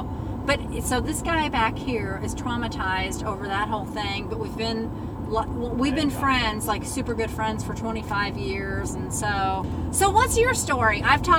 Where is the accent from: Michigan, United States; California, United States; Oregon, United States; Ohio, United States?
Oregon, United States; Burns; And I'm from Burns.